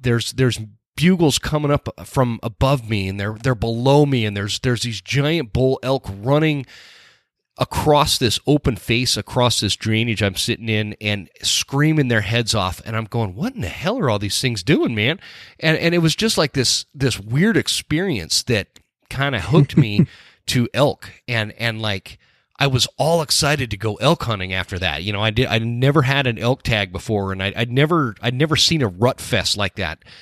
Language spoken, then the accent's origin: English; Utah, United States; also born or lived in North Carolina; I grew up in Utah